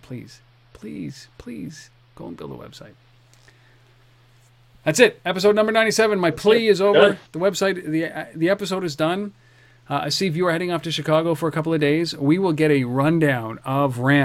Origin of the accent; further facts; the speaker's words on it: Canada; We are Canadian